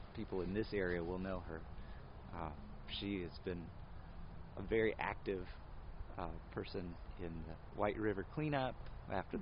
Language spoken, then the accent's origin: English; Anderson, Indiana, United States; I grew up in Anderson